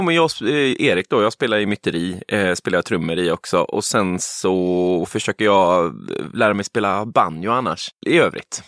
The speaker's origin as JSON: {"language": "Swedish", "town": "Huskvarna", "region": "Jönköping County", "country": "Sweden", "tie": "born or raised there", "moved": "yes", "said": "Jag är uppvuxen i eh, Huskvarna utanför Jönköping"}